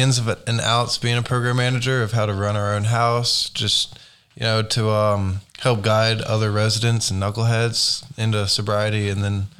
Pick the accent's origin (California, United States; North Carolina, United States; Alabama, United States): North Carolina, United States; Beaufort; moved away as an adult; now in Oklahoma City, United States; I was born in North Carolina, grew up on the Crystal Coast, Beaufort specifically, small little beach town.